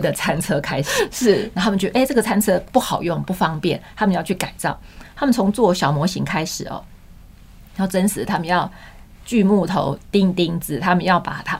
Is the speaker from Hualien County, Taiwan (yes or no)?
no; Changhua, Changhua County, Taiwan; 我们那是一个百年学校，日本时代就在了，彰化的民生国小